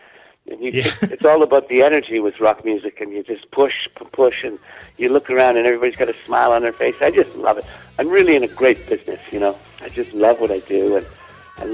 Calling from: Vancouver, British Columbia, Canada; I'm in Vancouver today. Briefly, I came home for a couple of days from my last little road trip.

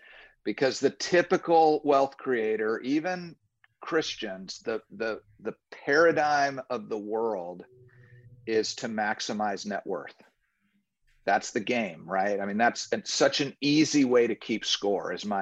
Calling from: Orlando, Florida, United States; I'm calling in from Orlando, Florida. I live here with my wife of 33 years

